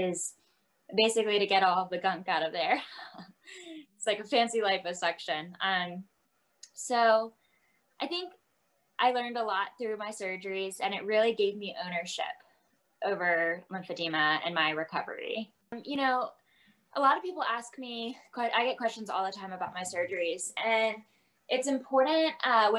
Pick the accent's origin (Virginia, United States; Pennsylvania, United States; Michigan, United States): Virginia, United States; moved away as an adult; now in Texas, United States; I'm from Virginia